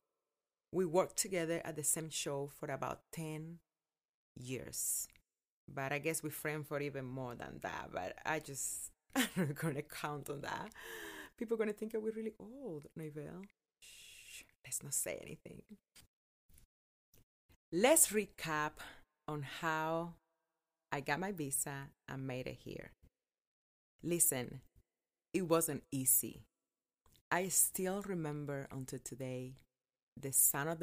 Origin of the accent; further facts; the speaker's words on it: Cuba; English is a second language; moved away as an adult; also born or lived in Las Vegas, United States; now in United States; I will share the story of my life growing up in Cuba and how I came to live here in America